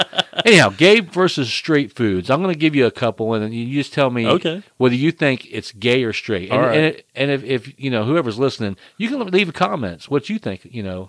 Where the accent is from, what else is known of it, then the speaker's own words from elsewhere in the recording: Florida, United States; I'm from Florida.